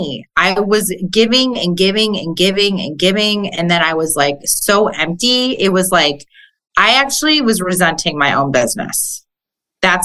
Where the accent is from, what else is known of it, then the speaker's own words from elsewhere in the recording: Chicago, Illinois, United States; moved away as an adult; also born or lived in Jersey Shore; now in Pittsburgh, United States; I'm originally from Chicago